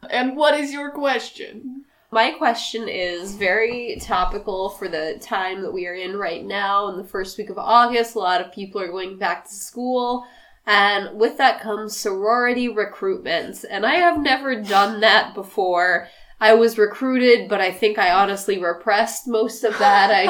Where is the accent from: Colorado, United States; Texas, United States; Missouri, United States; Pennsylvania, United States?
Missouri, United States; I'm from the same place as you are. I'm from Missouri.